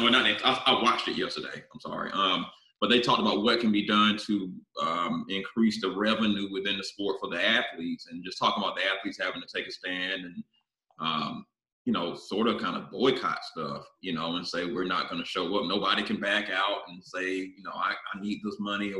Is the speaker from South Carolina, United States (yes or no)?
yes; South Carolina, United States; I'm from South Carolina